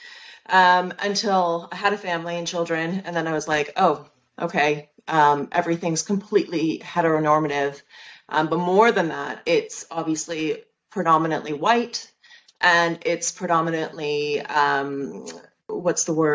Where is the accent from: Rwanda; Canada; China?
Canada; moved away as an adult; also born or lived in London, United Kingdom; now in Cheshire, United Kingdom; I'm Canadian, but I live in the UK